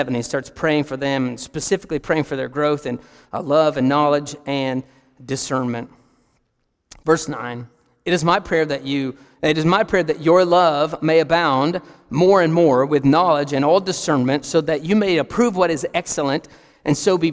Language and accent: English; Barren County, Kentucky, United States; moved away as an adult; we're from Barron County, Kentucky